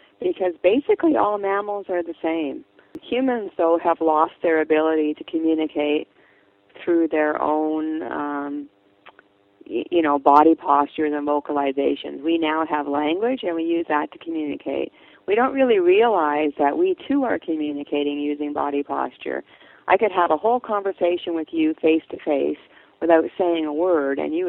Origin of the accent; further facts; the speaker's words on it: British Columbia, Canada; I'm from British Columbia